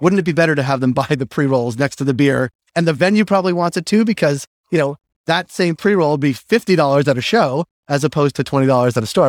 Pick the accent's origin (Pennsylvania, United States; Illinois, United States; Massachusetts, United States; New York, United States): Massachusetts, United States; Boston; I'm from Boston